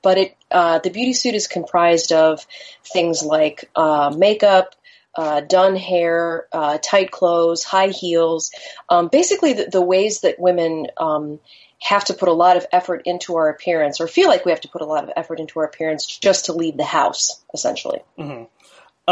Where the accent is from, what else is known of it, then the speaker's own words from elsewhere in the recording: Chicago, Illinois, United States; I grew up in Chicago.